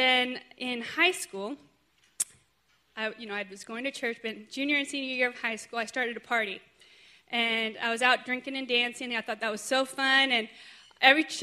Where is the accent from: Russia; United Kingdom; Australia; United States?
United States; born or raised there; also born or lived in Sweden